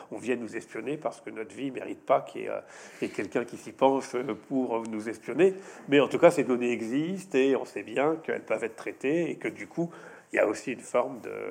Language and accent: French; France; je suis chez moi, je suis à Bordeaux, parce, pas parce que je paye des impôts, je suis français, je suis européen